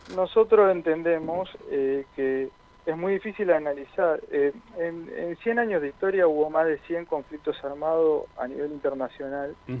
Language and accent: Spanish; Argentina; somos argentinos antes que nada